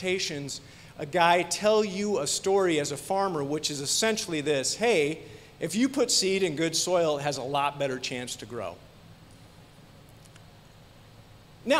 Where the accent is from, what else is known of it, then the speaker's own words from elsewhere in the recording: Iowa, United States; We grew up in Iowa